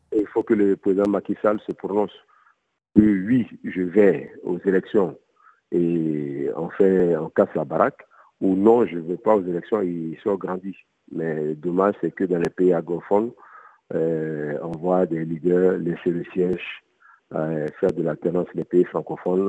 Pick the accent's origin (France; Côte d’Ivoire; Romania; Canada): Côte d’Ivoire; now in Mali; j'ai grandi en Côte d'Ivoire. Je suis arrivé au Mali en 95